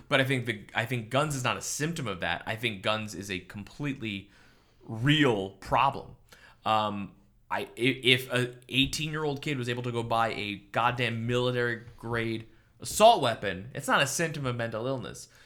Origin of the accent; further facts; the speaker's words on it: Coral Springs, Florida, United States; coming out of Parkland, my hometown, uh, Coral Springs, it's a big suburb.